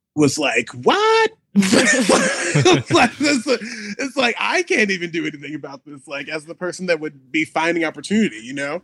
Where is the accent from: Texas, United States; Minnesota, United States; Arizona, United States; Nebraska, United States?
Nebraska, United States; Omaha; now in Chicago, United States; I am from Omaha, Nebraska, live in Chicago, Illinois